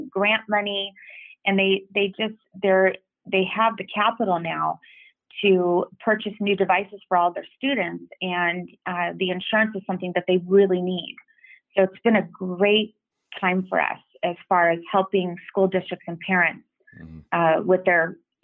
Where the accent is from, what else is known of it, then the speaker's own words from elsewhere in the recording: Los Angeles, California, United States; I'm from the San Fernando Valley